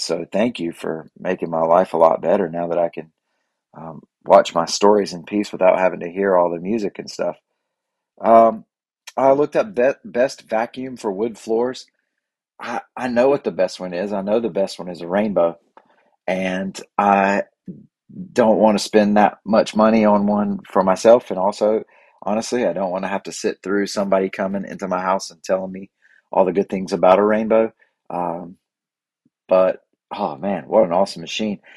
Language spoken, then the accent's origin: English; Boiling Springs, United States; my hometown of Boiling Springs